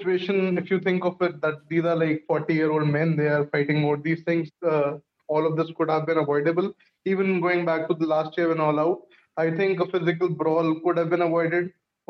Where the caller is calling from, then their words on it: India; Yeah, so I'm joining from India.